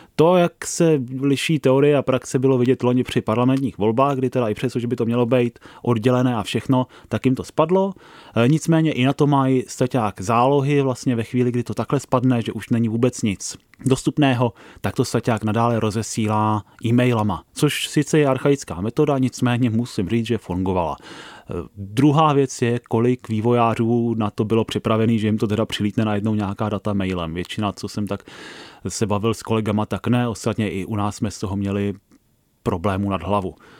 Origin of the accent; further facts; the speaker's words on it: Prague, Czechia; já jsem z Prahy 13